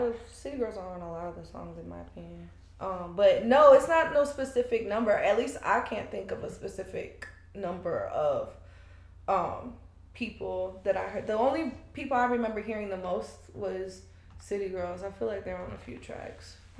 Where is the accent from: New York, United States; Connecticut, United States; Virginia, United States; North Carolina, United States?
North Carolina, United States; Fayetteville; moved away as an adult; also born or lived in Trinidad; now in Charlotte, United States; I grew up in Fayetteville, but my family's from Trinidad